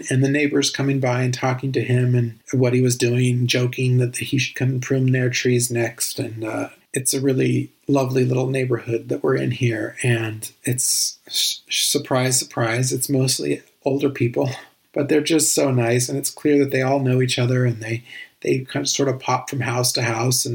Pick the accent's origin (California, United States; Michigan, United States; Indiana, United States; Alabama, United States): California, United States; now in Italy; I used to sing in church growing up in California